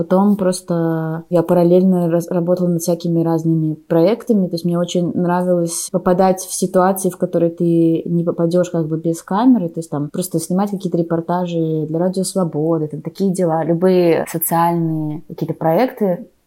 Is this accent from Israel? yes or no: no; Belarus; also born or lived in Russia; оба из них сняты в странах, в которых я выросла, ну типа в Беларуси и в России.